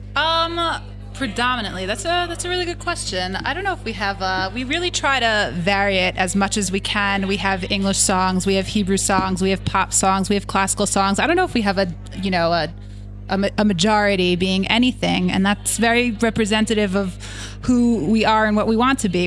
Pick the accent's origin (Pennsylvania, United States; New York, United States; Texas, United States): New York, United States; originally from New York